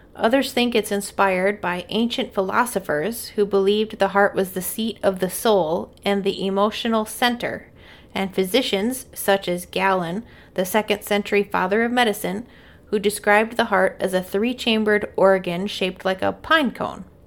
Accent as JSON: {"language": "English", "region": "Midwest", "country": "United States", "said": "I'm a Midwesterner"}